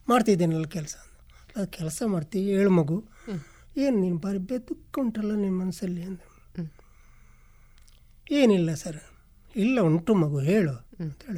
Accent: Nidle village, Katla, Karnataka, India; moved away as an adult; ಊರು ನಿಡ್ಲೆ ಗ್ರಾಮ ಕಾಟ್ಲ ಎಂಬಲ್ಲಿ ನಾವು ವಾಸವಾಗಿದ್ದೆ ವಾಸವಾಗಿದ್ದೆ ಅದರಿಂದಾಗಿ ನಾನು ಬೆಂಗಳೂರಿಗೆ ಹೋದೆ

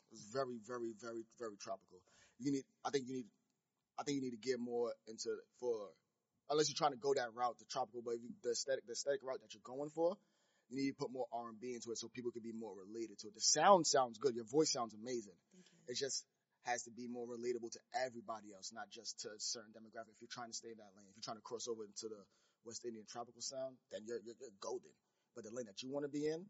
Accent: Haiti; I'm Haitian.

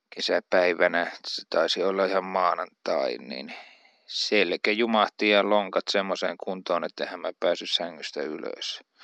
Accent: Uurainen, Central Finland, Finland; also born or lived in Jyväskylä; Keski-Suomessa, josta olen kotoisin

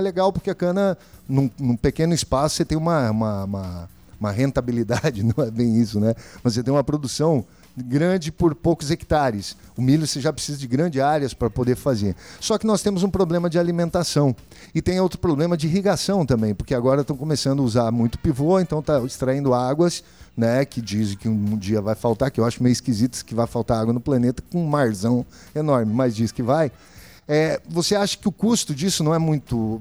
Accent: Campo Novo do Parecis, Mato Grosso, Brazil; now in Cáceres, Brazil; venho de Campo Novo

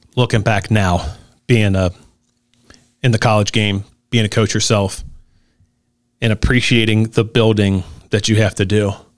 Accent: Newport, Kentucky, United States; I'm from Newport

